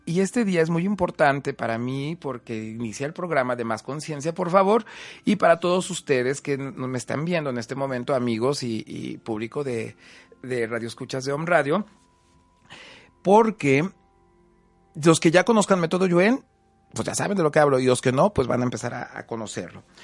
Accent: Huamantla, Tlaxcala, Mexico; soy de Guamante, Tlaxcala

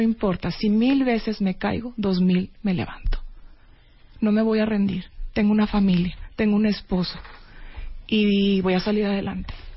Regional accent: Monterrey, Nuevo León, Mexico; Yo soy de Monterrey

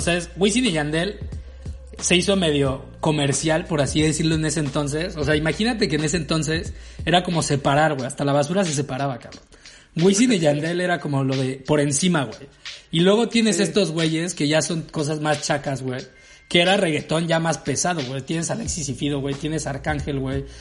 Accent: Veracruz, Mexico; moved away; also born or lived in Guadalajara; yo venía de Guadalajara, güey. Yo llegué de Guadalajara a Veracruz

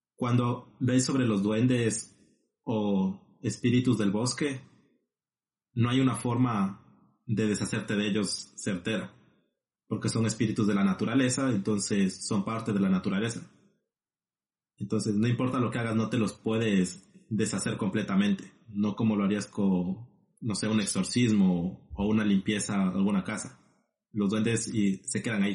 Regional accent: Ecuador; now in La Plata, Argentina; Siendo dos compatriotas ecuatorianos

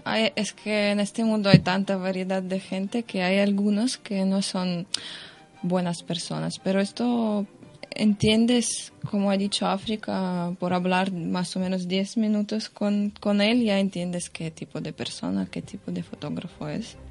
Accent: Russia; Spanish is a second language; moved away as an adult; now in Barcelona, Spain; yo soy de Rusia

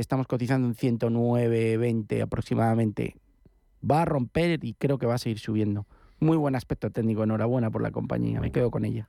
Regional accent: Asturias, Spain; soy asturiano, más que gallego

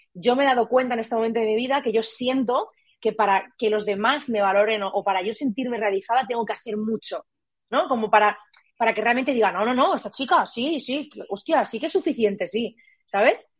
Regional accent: Barcelona, Catalonia, Spain; moved away as an adult; also born or lived in Murcia; yo soy de Barcelona, me fui a vivir a Murcia

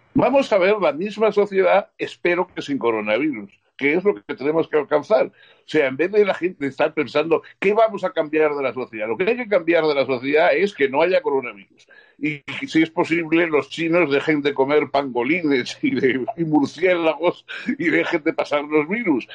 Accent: Spain; yo me alegré como español

